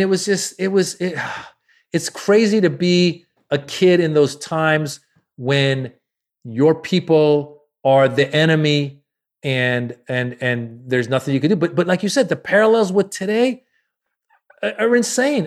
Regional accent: Marin County, Northern California, United States; also born or lived in Iran; I grew up in Marin County, Northern California, it's very white

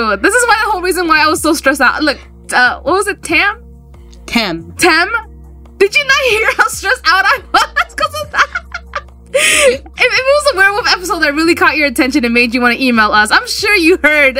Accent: New York, United States; we're from New York.

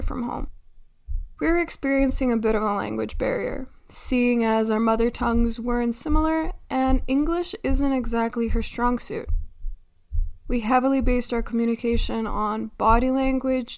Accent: North Macedonia; also born or lived in Skopje; from my hometown to the capital, where I'm doing my major in marketing

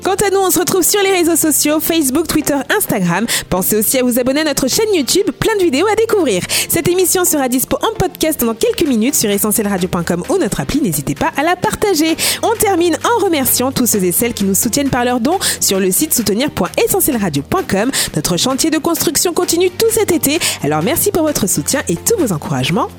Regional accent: Rivière-Pilote, Martinique; je suis de Rivière-Pilote

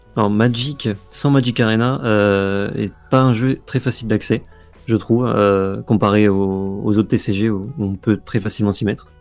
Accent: France; on est français

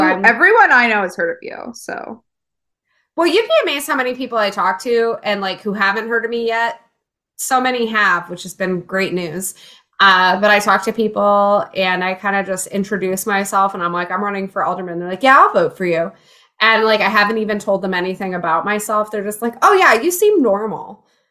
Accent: rural Illinois, United States; also born or lived in Jacksonville, Florida; now in Chicago, United States; I grew up in Illinois though. I uh, was in rural Illinois for a long time. Uh, moved to Chicago as a teenager

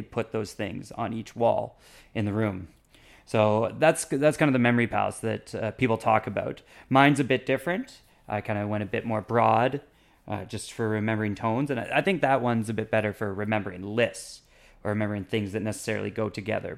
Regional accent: Canada; moved away as an adult; now in Taipei, Taiwan; in my hometown when I was growing up, or anywhere else in Canada

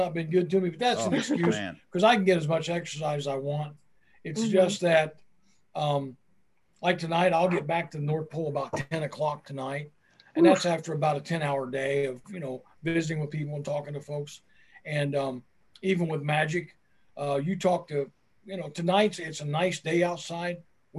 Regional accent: Turkey; You know, I'm from Turkey. So You guys can forget it. You might be cold countries, but I wasn't born in a cold country.

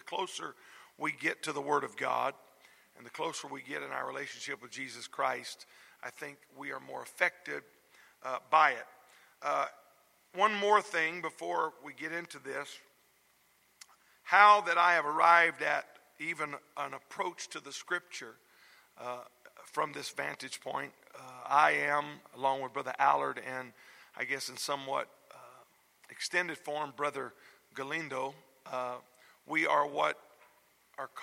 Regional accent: South Louisiana, United States; moved away; I was raised in South Louisiana in the home of godly parents

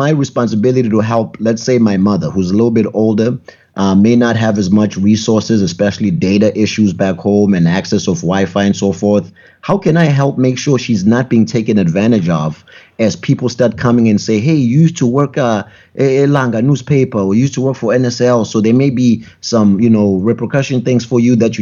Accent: South Africa; now in New Hampshire, United States; I'm from South Africa

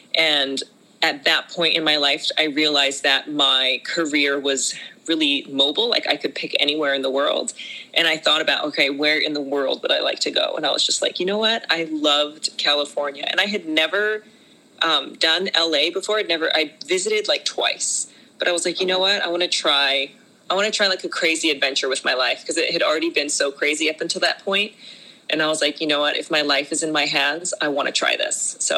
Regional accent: Japan; moved away as an adult; also born or lived in China; So I was born in China and I was raised in Japan, and I actually grew up in a cult called the Children of God.

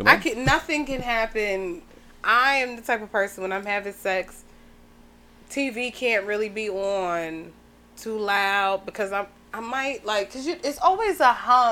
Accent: New York, United States; even though I grew up in New York

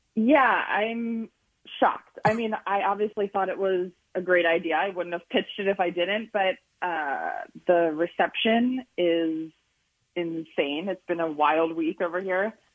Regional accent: Boyertown, Pennsylvania, United States; now in Los Angeles, United States; I'm from Boyertown

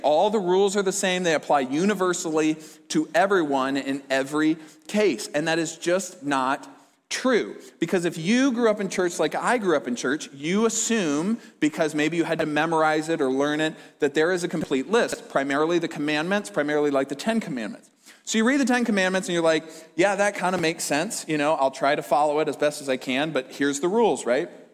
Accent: Fort Dodge, Iowa, United States; I grew up in Fort Dodge, if you didn't already know that, it's in Iowa.

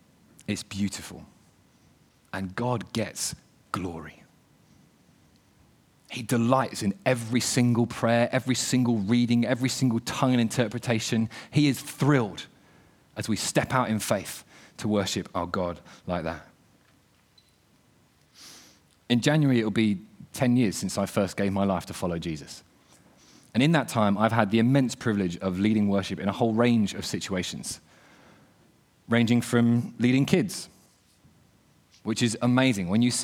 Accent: the South, United States; I've led worship in my church where I was brought up back in the South in a Baptist church

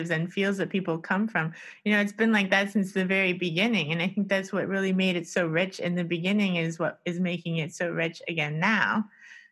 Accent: United States; moved away; I'm from the States

